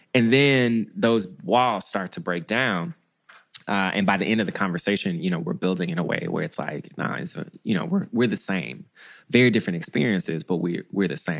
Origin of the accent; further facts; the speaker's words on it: Memphis, Tennessee, United States; moved away; also born or lived in Washington, D.C. / Bogalusa, Louisiana; I'm from Memphis. I'm from Tennessee.